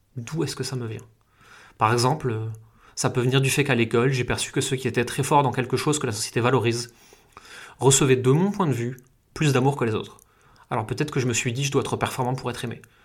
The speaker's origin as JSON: {"language": "French", "country": "France", "tie": "born or raised there", "said": "Là où j'ai grandi, et pourtant c'est euh, juste une petite ville française"}